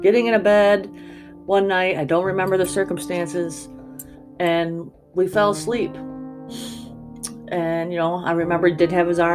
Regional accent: Afton, New York, United States; moved away; when I was a teenager from Afton

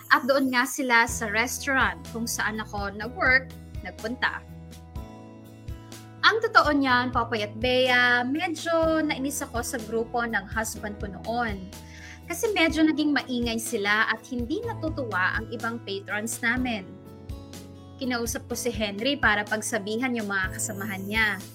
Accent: Central Luzon, Philippines; now in Las Piñas, Philippines; I'm originally from Bulacan, pero right now, based ako dito sa Las Piñas.

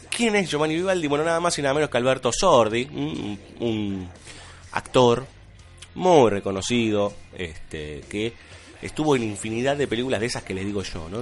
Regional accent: Argentina; somos argentinos

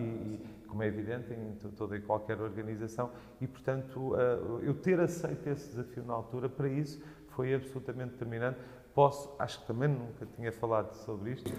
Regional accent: Viseu, Centro, Portugal; moved away as an adult; also born or lived in Mozambique / Porto; now in Lisbon, Portugal; a minha vida foi toda desenvolvida em Viseu, de onde os meus pais são originalmente

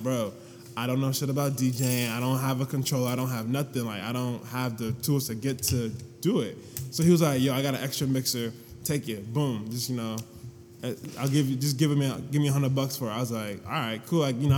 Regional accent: Ghana; And then two, I'm Ghanaian, like 100%. Like, there's nothing else, no Egyptian, no night, just 100% Ghanaian.

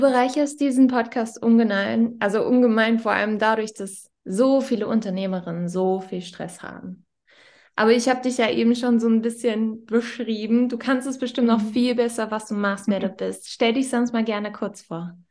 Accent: Northern Germany, Germany; ich komme ja aus Norddeutschland

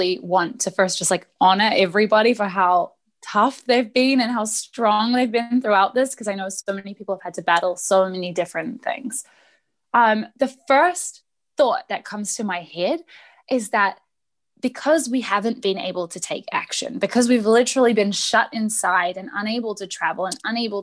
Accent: New Zealand; I'm from New Zealand.

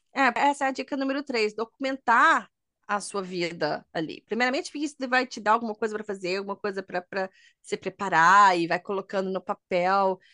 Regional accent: Brazil; moved away; A gente é brasileira

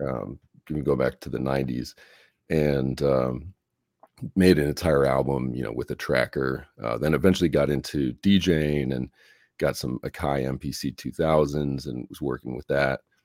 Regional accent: Chicago, Illinois, United States; moved away; I'm from Chicago originally

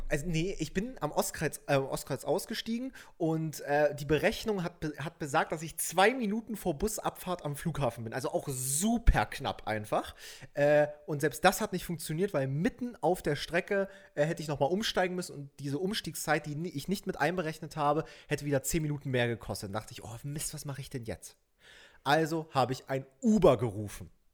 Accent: Saxony, Germany; now in Berlin, Germany; nach Sachsen in meine Heimat

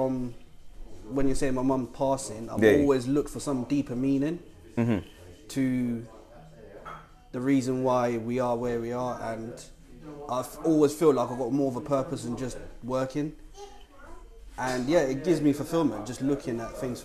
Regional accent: Zimbabwe; moved away; also born or lived in Victoria Falls, Zimbabwe; I'm originally from Zimbabwe

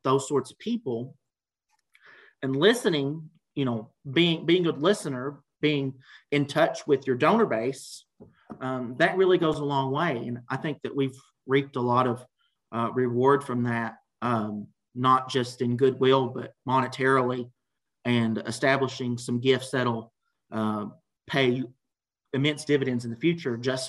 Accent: Kentucky, United States; Bronco chocolates from Kentucky, from my hometown

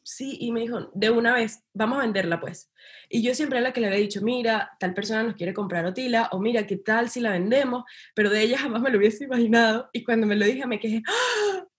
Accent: Venezuela; yo soy de Venezuela

